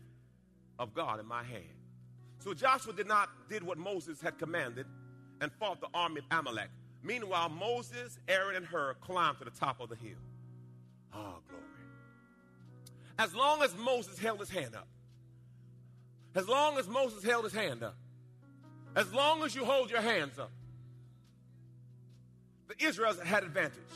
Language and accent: English; Jamaica; moved away; When I was a little boy, I was born in Jamaica. And we were in a rough part of the town.